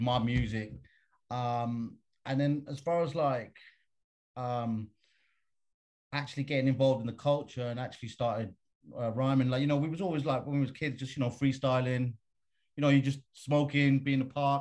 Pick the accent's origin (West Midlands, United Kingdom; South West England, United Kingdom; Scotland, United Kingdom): West Midlands, United Kingdom; Birmingham; moved away as an adult; now in London, United Kingdom; I grew up in a place called Birmingham, which is like the Midlands, as they call it, in England